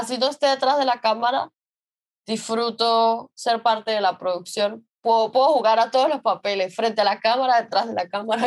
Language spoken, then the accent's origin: Spanish; San Cristóbal, Táchira, Venezuela; moved away as an adult; Nosotros somos de San Cristóbal